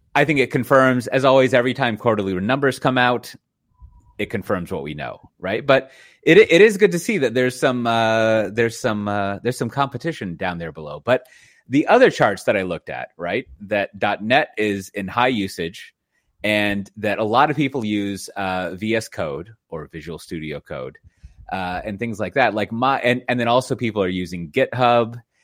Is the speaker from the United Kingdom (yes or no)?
no; United States; now in Netherlands; as an American with a family